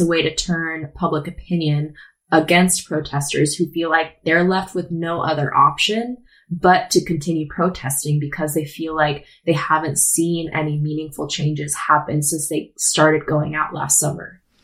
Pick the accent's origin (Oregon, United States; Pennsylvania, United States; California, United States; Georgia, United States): Oregon, United States; Portland; I'm from Portland, born and raised